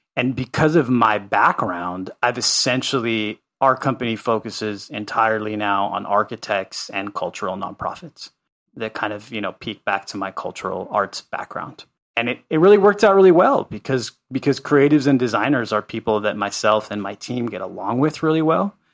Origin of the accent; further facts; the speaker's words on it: Los Angeles, California, United States; also born or lived in Santa Cruz, California / Guatemala; I grew up in Carthay Circle, which is a historic neighborhood in Los Angeles